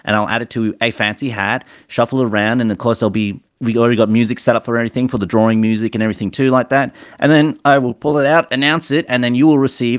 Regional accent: Australia; as an Australian

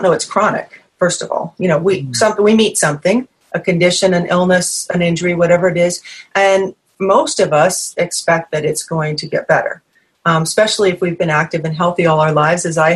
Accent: New England, United States; moved away; I'm from New England originally

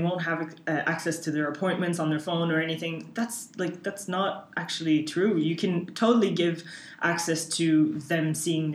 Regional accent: Canada; now in Ireland; I'm from Canada

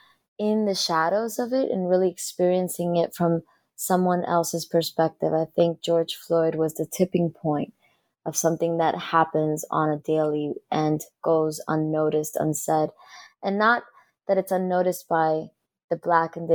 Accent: Dominican Republic; now in United States; as a young girl growing up in the Dominican Republic

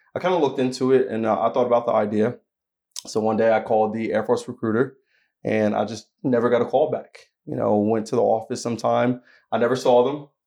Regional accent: Asbury Park, New Jersey, United States; I'm actually from New Jersey. So I'm from Asbury Park, New Jersey, which is on the shoreline

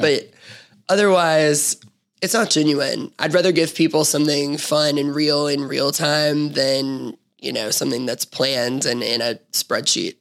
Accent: Memphis, Tennessee, United States; I'm being from Memphis, born and raised. I was raised in East Memphis

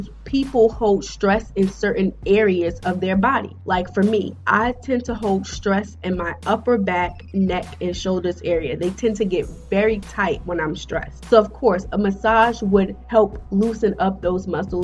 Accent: United States; I'm African American.

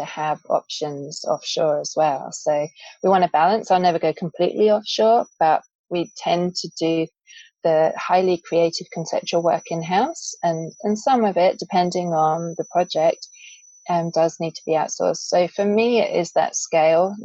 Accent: England, United Kingdom; I grew up in England

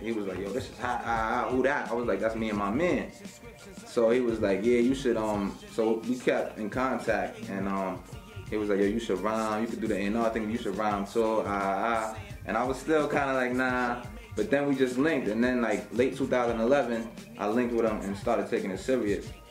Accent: upstate New York, United States; I'm not from Miami. I'm from New York, upstate New York

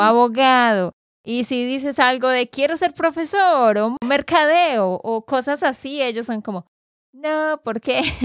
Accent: Santander, Colombia; de Santander, Colombia.

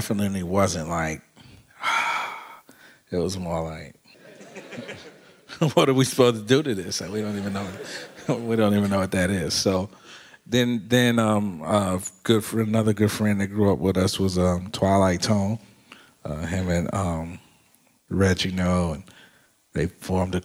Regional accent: Chicago, Illinois, United States; growing up on the South Side

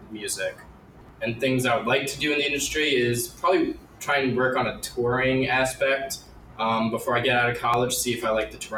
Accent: Long Island, New York, United States; Uh, name major, okay. Uh, music business major. I'm from Long Island, New York.

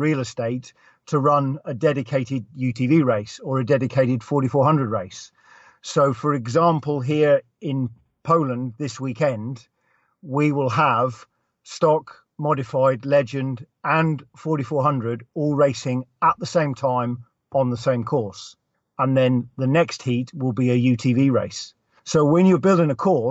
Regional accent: England, United Kingdom; moved away as an adult; now in Lampeter, United Kingdom; I'm from the United Kingdom and I grew up in England. So technically I'm English

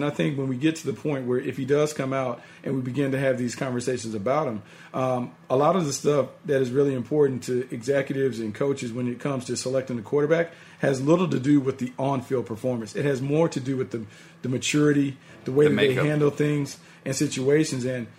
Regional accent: North Carolina, United States; I grew up in North Carolina.

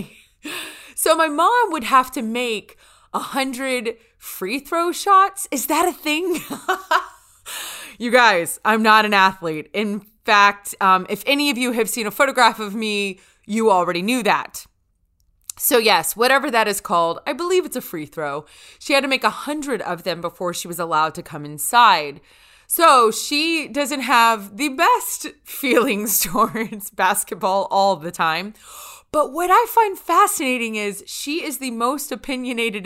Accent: North Louisiana, United States; where I grew up in North Louisiana.

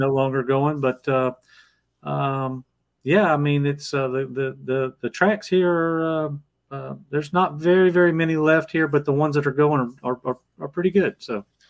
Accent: Georgia, United States; I came back home to my home where I, my hometown is here in Georgia

